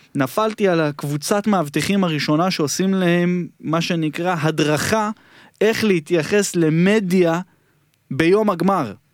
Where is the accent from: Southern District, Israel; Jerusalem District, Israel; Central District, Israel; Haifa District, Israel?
Jerusalem District, Israel; Jerusalem; בדרכון כתוב לי שנולדתי בירושלים